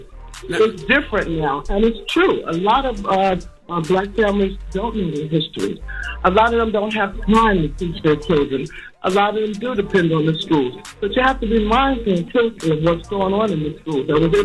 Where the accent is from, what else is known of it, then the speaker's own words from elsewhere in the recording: New York, United States; Growing up in New York, history was something that Black history, we were a part of.